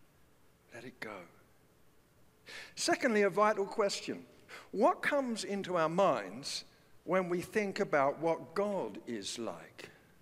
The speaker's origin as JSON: {"language": "English", "region": "London", "country": "United Kingdom", "tie": "born or raised there", "said": "growing up in the East End of London"}